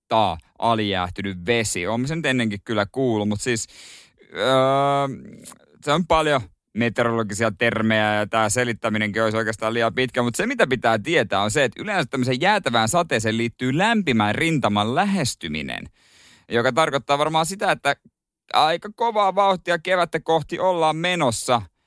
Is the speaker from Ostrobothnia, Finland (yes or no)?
yes; Ostrobothnia, Finland; meillä päin Pohjanmaalla